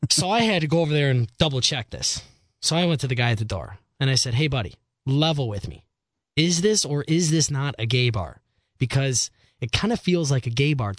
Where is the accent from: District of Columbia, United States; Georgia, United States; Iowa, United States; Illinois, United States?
Illinois, United States; Chicago; I'm from Chicago